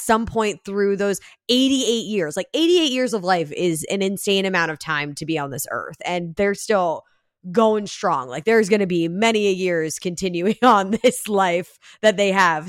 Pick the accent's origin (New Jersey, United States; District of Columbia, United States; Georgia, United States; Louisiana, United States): New Jersey, United States; also born or lived in New York City; I grew up in Jersey